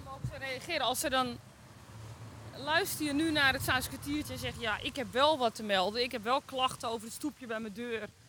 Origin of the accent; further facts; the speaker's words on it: Zaandam, North Holland, Netherlands; wij komen uit Zaandam